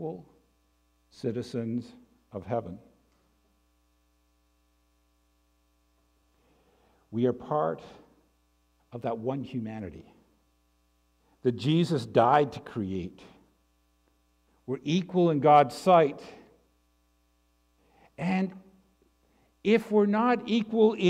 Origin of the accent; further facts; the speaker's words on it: Canada; I'm a Canadian. I can trace my Canadian roots back to the 16th century